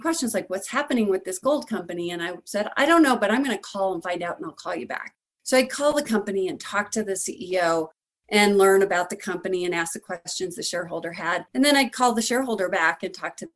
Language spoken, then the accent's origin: English; Denver, Colorado, United States; I grew up in Denver, Colorado, and I was in a kind of a middle class family